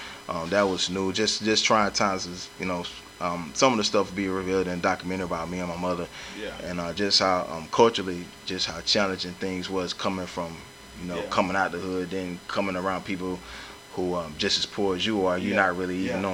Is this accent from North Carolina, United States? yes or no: no; Atlanta, Georgia, United States; You know, growing up in Atlanta, we just don't be, we used to go to South Park Mall to start shit and getting fights